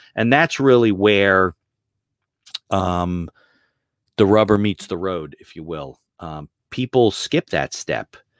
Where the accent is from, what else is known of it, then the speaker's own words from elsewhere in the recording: Caldwell, New Jersey, United States; I grew up in, uh, northern New Jersey, uh, in Essex County. I lived in Caldwell